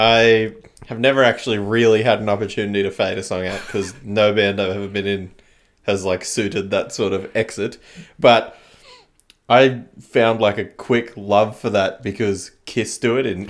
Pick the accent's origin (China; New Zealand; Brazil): China; Like, I grew up in China, so I lived in cities